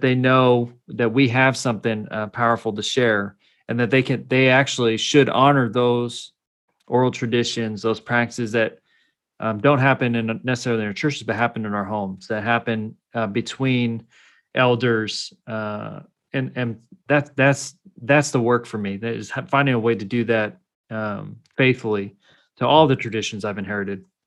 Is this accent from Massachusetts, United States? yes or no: no; Salinas, California, United States; also born or lived in northern Mexico (ancestry) / Sacramento; I grew up in California